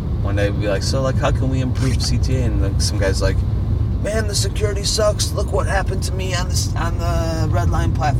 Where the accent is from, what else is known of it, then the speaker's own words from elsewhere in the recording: Lombard, Illinois, United States; moved away as an adult; now in Belize; I'm from Lombard